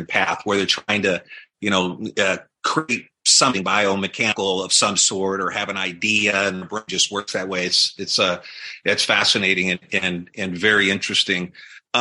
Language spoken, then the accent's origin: English; Los Angeles, California, United States; now in Newport Beach, United States; I grew up in Fernando Valley, so in Tarzana